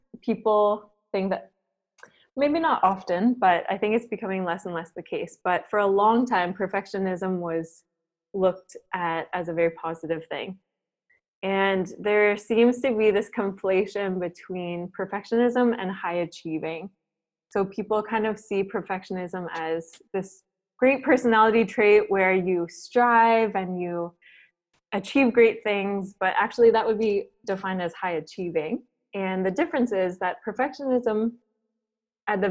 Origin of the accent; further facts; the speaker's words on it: Waterford, Ontario, Canada; moved away as an adult; also born or lived in Vancouver; now in Singapore; I'm originally from Waterford. It's a very small town of about 3,000, and it's close to Lake Erie.